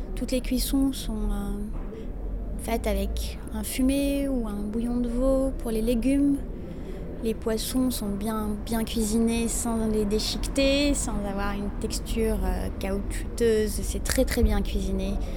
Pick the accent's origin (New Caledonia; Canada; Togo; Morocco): Morocco; now in Paris, France; Chez nous, au Maroc, on n'a pas le droit en tant que femme d'en manger